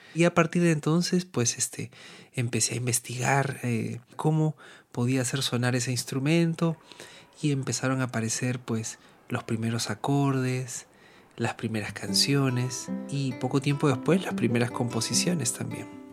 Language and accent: Spanish; Lima, Peru; moved away as an adult; now in Barcelona, Spain; yo nací en Lima, en la costa eh, peruana, la capital